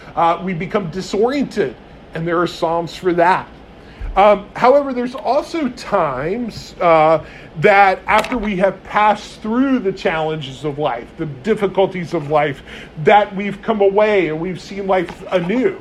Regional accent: United States; as American Christians

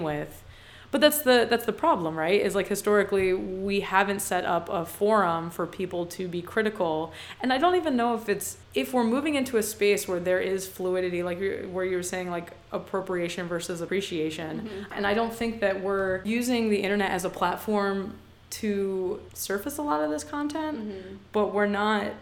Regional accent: Atlantic City, New Jersey, United States; moved away; also born or lived in Philadelphia; growing up in Atlantic City and then living in Philadelphia

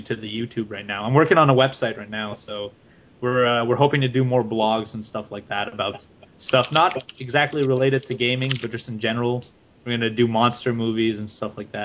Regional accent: Ottawa, Ontario, Canada; English is a second language; my hometown, Ottawa

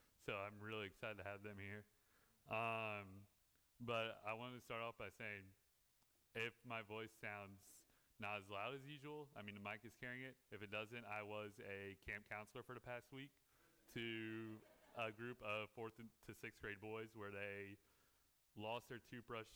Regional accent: Prince Edward County, Virginia, United States; also born or lived in Newport News, Virginia; I am a resident of Prince Edward County. I graduated Prince Edward County High School in 2016

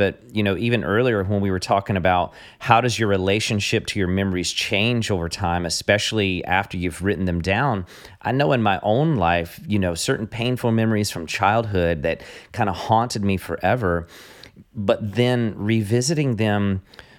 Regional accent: American South, United States; I'm from the American South, so I mispronounce everything on a daily basis

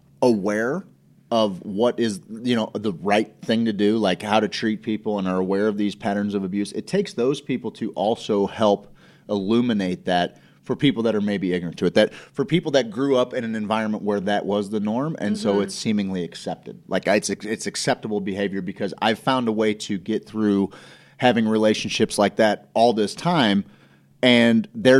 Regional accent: Ireland; I'm Irish. We fight for fun.

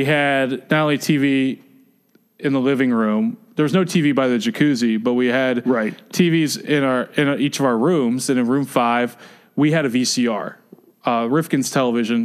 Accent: the South, United States; also born or lived in Midwest; now in Washington, DC, United States; I'm not from the East Coast. I'm from the South

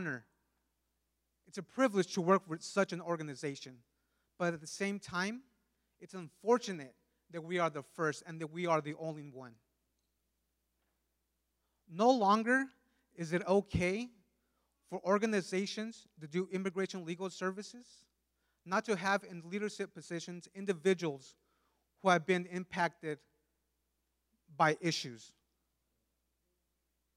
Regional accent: California, United States; born or raised there; first language Spanish; English is a second language; also born or lived in Mexico

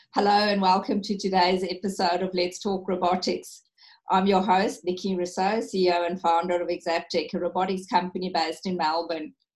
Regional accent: South Africa; moved away; being a South African

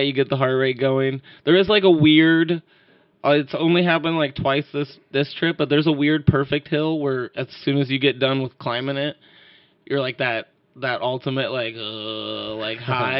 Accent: Sandpoint, Idaho, United States; moved away as an adult; my hometown of Sandpoint, Idaho

